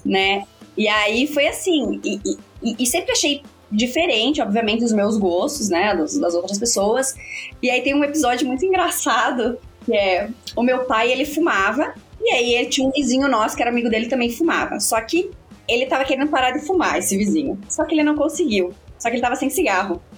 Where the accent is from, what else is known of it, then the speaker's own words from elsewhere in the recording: Chapecó, Santa Catarina, Brazil; Venho de Chapecó, Santa Catarina, que não tem tradição nenhuma no metal, no rock and roll